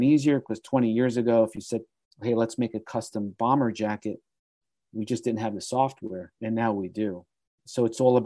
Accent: New York City, New York, United States; growing up in Brooklyn, if I wore jeans, my mother would smack me

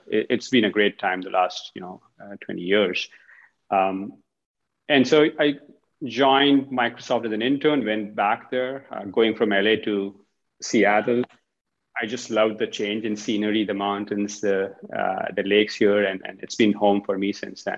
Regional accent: India; moved away; Originally from India

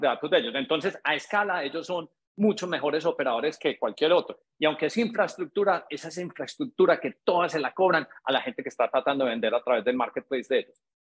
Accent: Colombia; siendo colombianos

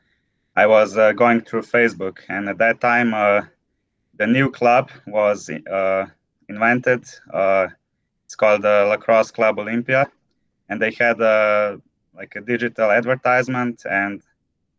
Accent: Ljubljana, Slovenia; I come from Slovenia, from the capital, Ljubljana

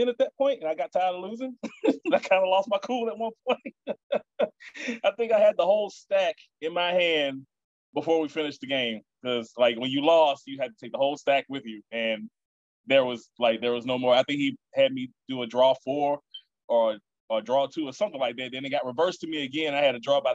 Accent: Baton Rouge, Louisiana, United States; I was born here in Baton Rouge

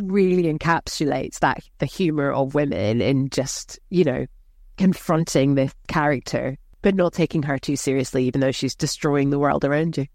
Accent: Scotland, United Kingdom; I'm from a working class background, I'm Scottish

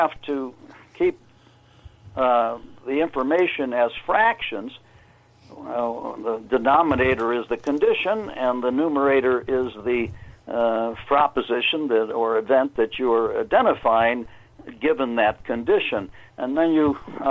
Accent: Chicago, Illinois, United States; moved away; also born or lived in California; I was raised in Chicago

